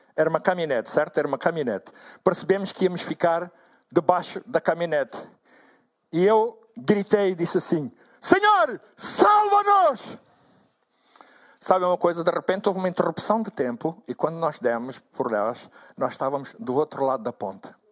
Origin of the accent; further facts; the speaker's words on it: Angola; moved away as an adult; now in Portugal; Eu sou natural de Angola